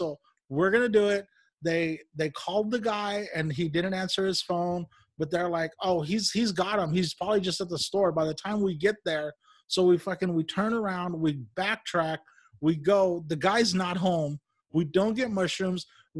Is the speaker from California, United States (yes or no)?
yes; Bakersfield, California, United States; So I didn't grow up here. I grew up in Bakersfield.